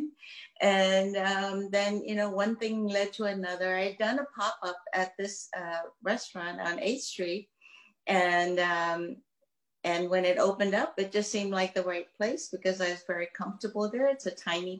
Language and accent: English; Myanmar; moved away; I am from Burma